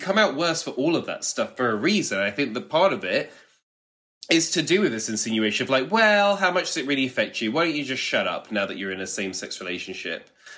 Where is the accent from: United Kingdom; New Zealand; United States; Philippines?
United Kingdom; But I feel like, especially maybe being British, it's like, but that would cause such arguments.